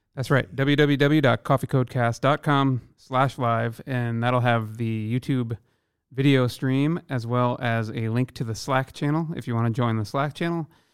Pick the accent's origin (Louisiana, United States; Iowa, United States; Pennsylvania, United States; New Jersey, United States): Iowa, United States; born or raised there; now in Seattle, United States